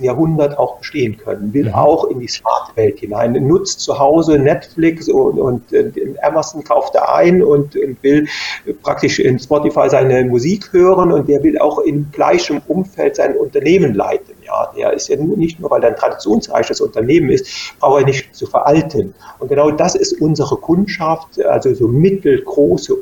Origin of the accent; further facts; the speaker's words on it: Germany; in der Eifel früher, wo ich herkomme